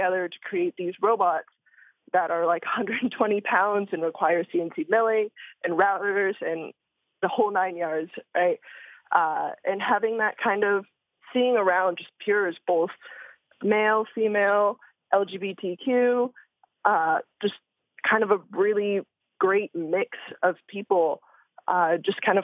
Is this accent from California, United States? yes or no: yes; Davis, California, United States; I grew up in Davis, California, which is very close to Sacramento, California